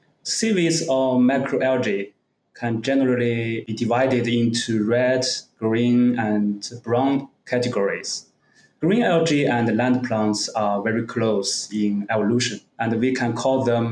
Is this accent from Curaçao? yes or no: no; Zibo, Shandong, China; also born or lived in Qingdao; I was born in the city of Zibo, another city very near Qingdao in Shandong province in the north of China. I almost never left the city until I went to university.